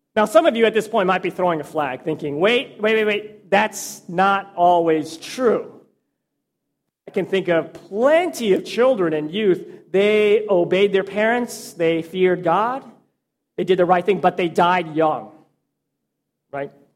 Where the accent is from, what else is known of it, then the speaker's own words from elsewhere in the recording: Texas, United States; I spent most of my life growing up in Texas